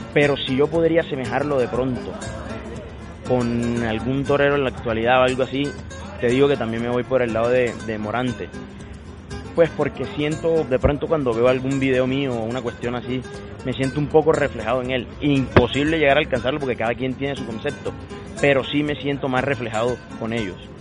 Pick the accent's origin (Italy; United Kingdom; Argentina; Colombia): Colombia; Sincelejo, Sucre; moved away; also born or lived in Cali; soy nacido en Cincelejo y es una tierra donde se, donde se vive mucho por el toro